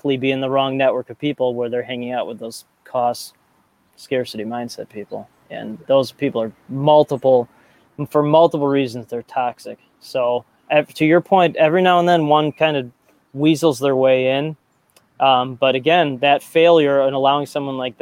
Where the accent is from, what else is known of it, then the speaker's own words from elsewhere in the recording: Chicago, Illinois, United States; I grew up in the North Shore of Chicago, very entitled, penny pinching